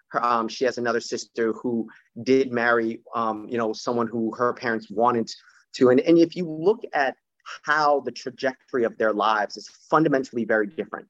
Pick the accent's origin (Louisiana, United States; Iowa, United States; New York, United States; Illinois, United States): New York, United States; New York City; born or raised there; also born or lived in Panama